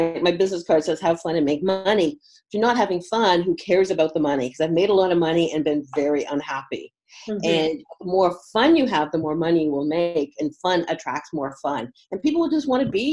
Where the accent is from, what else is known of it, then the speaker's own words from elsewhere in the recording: Toronto, Ontario, Canada; moved away as an adult; also born or lived in Munich, Germany; I know Toronto, I know Canada, 25 years I spent there.